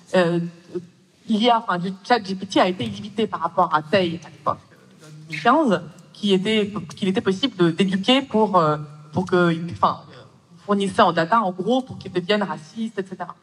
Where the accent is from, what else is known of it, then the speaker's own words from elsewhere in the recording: Russia; moved away; je suis née en Russie et je suis d'origine russe.